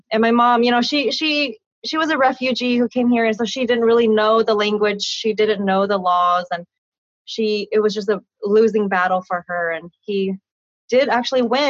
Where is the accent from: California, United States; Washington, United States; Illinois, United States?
California, United States; Sacramento; I was born in Sacramento, California, born and raised there